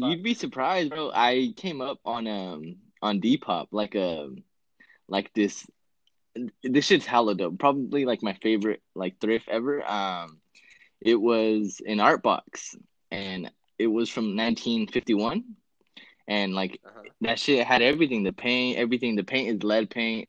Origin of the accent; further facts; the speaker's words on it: California, United States; I'm from Cali.